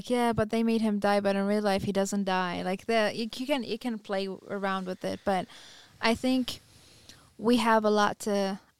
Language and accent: English; United States; Because I'm pretty sure as a U.S., you know, as an American, I would like to.